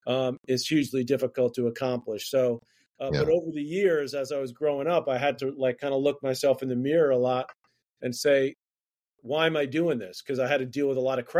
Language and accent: English; New York City, New York, United States; we grew up in Queens, New York